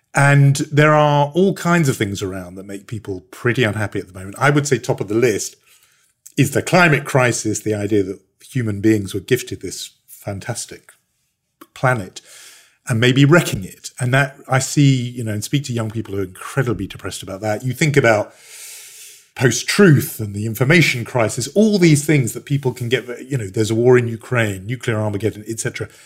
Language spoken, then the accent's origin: English; United Kingdom; as a Brit